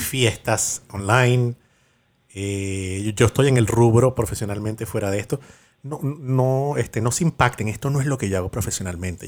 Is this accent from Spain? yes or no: no; Venezuela; yo, soy de Venezuela